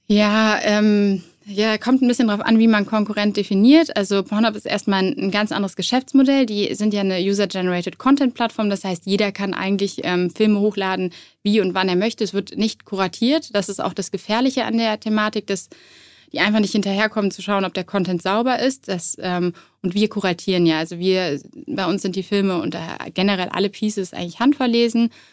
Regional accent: Cologne, North Rhine-Westphalia, Germany; ich war so zwölf und ähm, ich bin damals in Köln zur Schule gegangen

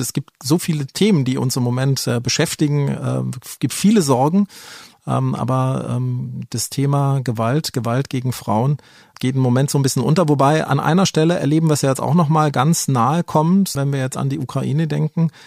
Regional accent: Germany; hier bei uns in Deutschland

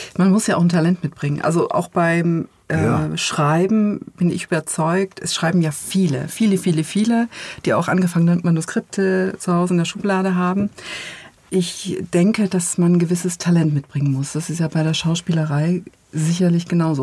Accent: Germany; ich bin ja in der DDR geboren, 1974

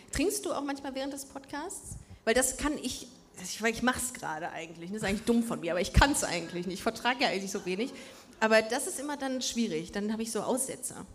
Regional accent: Düsseldorf, North Rhine-Westphalia, Germany; now in Cologne, Germany; Wir sind beide in Düsseldorf aufgewachsen, wir sind auch mit Stolz da aufgewachsen

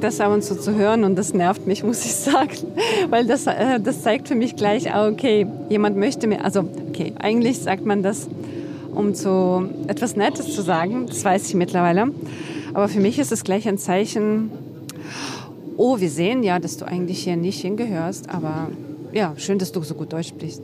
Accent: Western Ukraine, Ukraine; born or raised there; first language Russian; German is a second language; now in Berlin, Germany

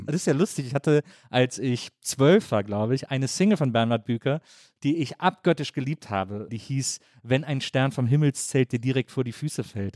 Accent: Wesseling, North Rhine-Westphalia, Germany; moved away; Ich komme ja aus Wesseling, zwischen Köln und Bonn, aus so einer Kleinstadt

